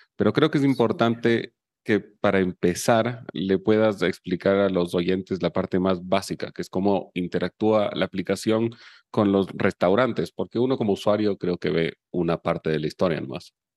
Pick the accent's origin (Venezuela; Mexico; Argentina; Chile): Chile; Yo soy chileno